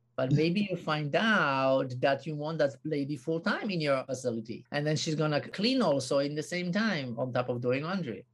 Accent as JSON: {"language": "English", "country": "Poland", "also_born_or_lived": "United States / South Africa", "moved": "yes", "said": "I come from Poland."}